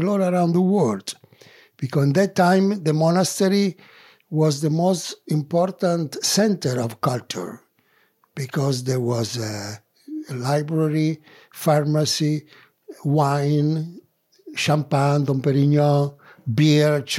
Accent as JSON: {"language": "English", "town": "Rome", "region": "Lazio", "country": "Italy", "also_born_or_lived": "Mexico", "second_language": "English", "moved": "as an adult", "said": "I'm uh, uh original from Roma"}